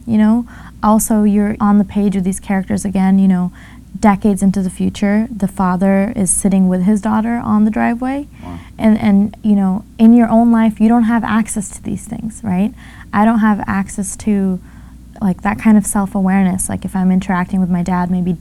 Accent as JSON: {"language": "English", "region": "California", "country": "United States", "tie": "born or raised there", "said": "as a teenager growing up in California in this family"}